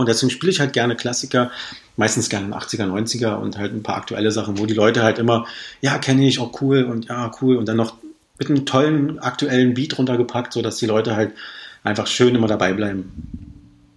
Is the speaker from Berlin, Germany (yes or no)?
yes; Berlin, Germany; moved away as an adult; now in Potsdam, Germany; Ich komme ja ursprünglich aus Berlin